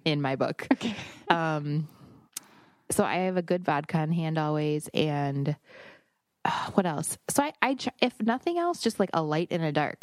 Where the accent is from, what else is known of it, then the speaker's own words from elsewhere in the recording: Wisconsin, United States; I'm from Wisconsin